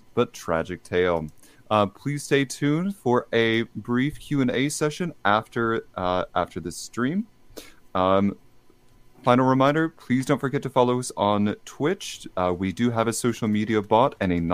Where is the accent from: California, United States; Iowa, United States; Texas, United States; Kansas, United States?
Texas, United States; I'm actually from Texas